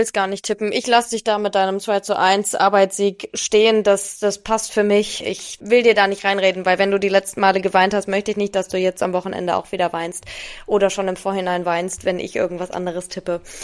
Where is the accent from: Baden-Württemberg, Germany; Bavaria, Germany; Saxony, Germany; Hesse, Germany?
Hesse, Germany; Wiesbaden; moved away; Und ich komme ja aus Wiesbaden